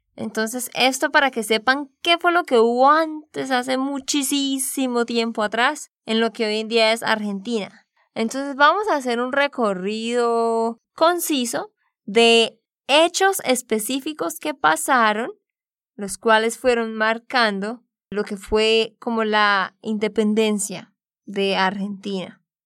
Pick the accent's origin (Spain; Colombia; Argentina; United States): Colombia; Santander; de Santander, Colombia